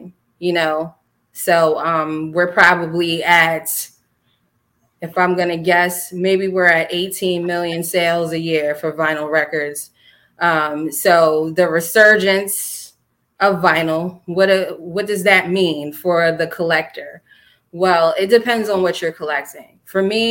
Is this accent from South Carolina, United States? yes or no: no; Mount Vernon, New York, United States; I love Mount Vernon. That's my hometown. I was born and raised there.